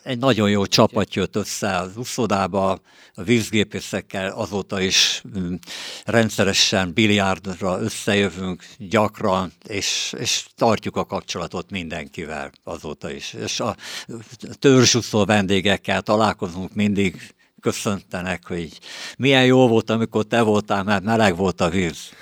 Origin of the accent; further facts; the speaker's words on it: Veszprém, Veszprém County, Hungary; moved away as an adult; now in Márkó, Hungary; a Temetőhegy, ahol mi is születtünk, éltünk gyerekkorunkba